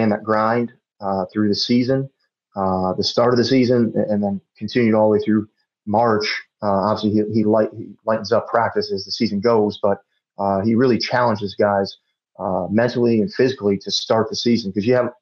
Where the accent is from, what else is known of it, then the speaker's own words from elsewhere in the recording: Chicago, Illinois, United States; moved away as an adult; also born or lived in Wayne, Nebraska; I grew up in Chicago my whole life, moving out to Wayne, Nebraska